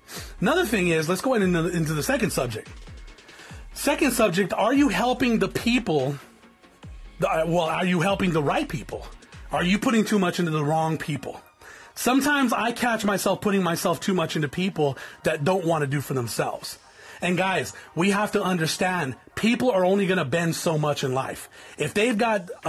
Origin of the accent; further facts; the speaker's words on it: South Tucson, Arizona, United States; I come from South Tucson, Arizona. I come from an area that's infested with gangs